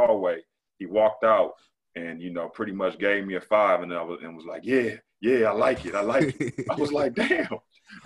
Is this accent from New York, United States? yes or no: no; Michigan, United States; moved away; I'm from Michigan